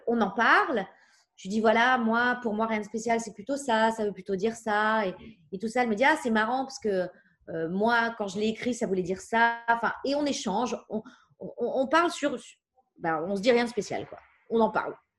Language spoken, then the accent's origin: French; Paris, Île-de-France, France; j'ai grandi à Paris, dans, dans le 11e